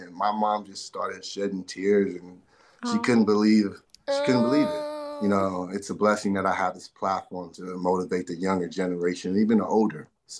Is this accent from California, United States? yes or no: yes; Inglewood, California, United States; especially growing up in Inglewood, you know, didn't have the right head on my shoulders back then.